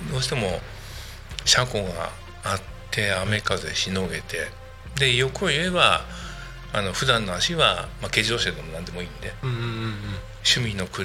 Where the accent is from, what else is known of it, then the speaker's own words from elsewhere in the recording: Kashiwa, Chiba, Japan; now in Narita, Japan; 後あの両親が千葉県の柏市に家を、はい買って、はい、でそこに26歳までかな、はい、いました、うん、で26の時に結婚して、はい、で結婚したタイミングで言うとあの成田に越してくることになったんですけども